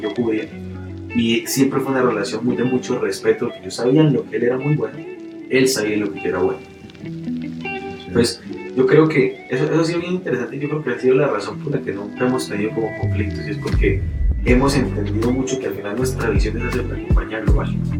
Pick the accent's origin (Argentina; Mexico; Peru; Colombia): Colombia